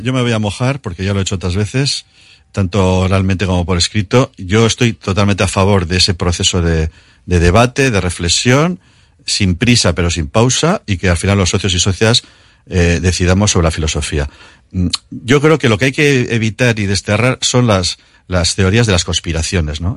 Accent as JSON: {"language": "Spanish", "region": "Basque Country", "country": "Spain"}